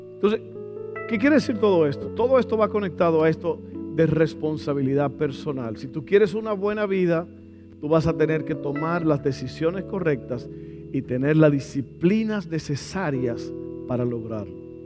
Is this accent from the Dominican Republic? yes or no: yes; Dominican Republic; moved away; en mi país yo estaba tomando mucha Coca-Cola, no sé, como que toda esa comida dominicana